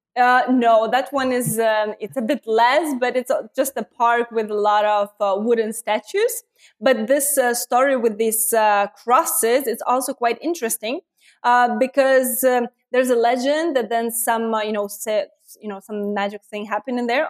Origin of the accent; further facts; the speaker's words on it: Lithuania; I'm from Lithuania